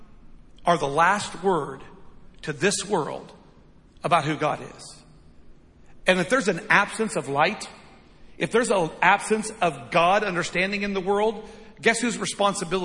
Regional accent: United States; I love being an American. I'll always love being an American

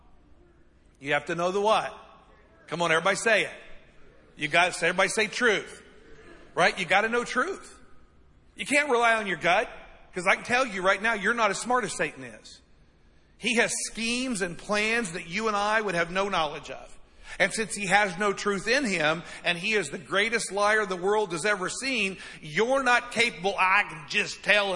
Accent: United States; we're American

